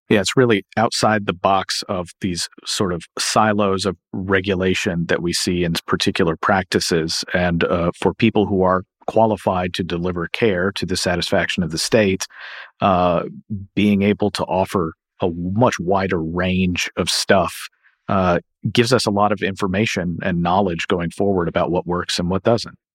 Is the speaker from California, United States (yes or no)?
no; Kentucky, United States; my home state of Kentucky